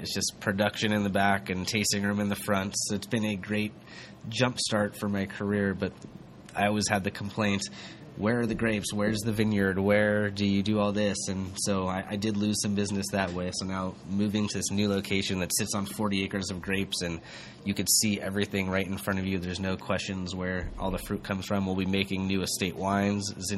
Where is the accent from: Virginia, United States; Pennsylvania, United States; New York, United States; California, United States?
California, United States; Huntington Beach; born here, Huntington Beach, California